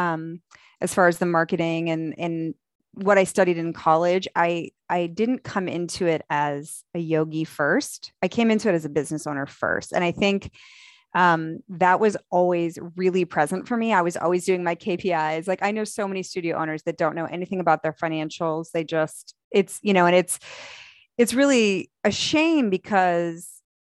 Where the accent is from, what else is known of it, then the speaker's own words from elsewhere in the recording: the North, United States; now in Dallas, United States; I was from the North